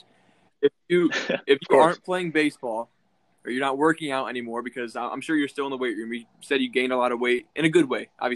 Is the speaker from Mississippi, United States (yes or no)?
no; Ann Arbor, Michigan, United States; I'm from Ann Arbor